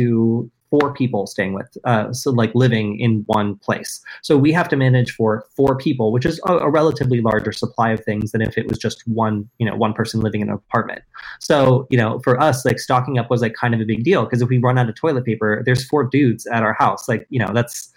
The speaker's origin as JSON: {"language": "English", "region": "Southern Oregon", "country": "United States", "moved": "yes", "lives_now": "Los Angeles, United States", "said": "I'm from Southern Oregon"}